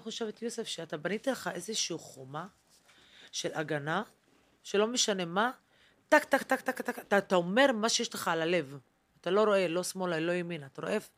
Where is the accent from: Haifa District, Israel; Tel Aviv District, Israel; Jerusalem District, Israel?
Haifa District, Israel; Haifa; moved away; also born or lived in central Israel; גדלתי בחיפה, וגדלתי כילדה כי ערבייה מוסלמית